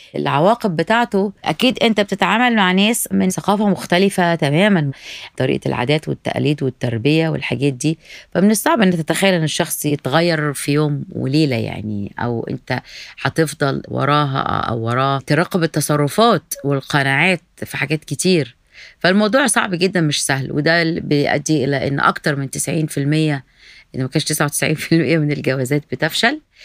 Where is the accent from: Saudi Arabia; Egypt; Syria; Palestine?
Egypt; now in United States; ده احنا حتى في مصر نفسها